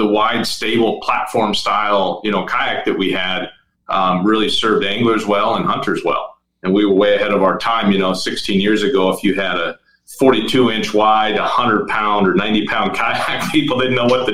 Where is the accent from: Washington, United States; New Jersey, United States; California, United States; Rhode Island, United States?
Washington, United States; Bellingham; I'm originally from Bellingham, Washington